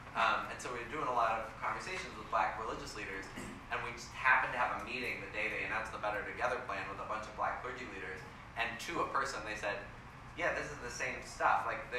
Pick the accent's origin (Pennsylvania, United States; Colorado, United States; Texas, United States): Colorado, United States; Denver; also born or lived in San Diego / Washington, D.C.; now in St. Louis, United States; I grew up in Denver, and then I moved to San Diego.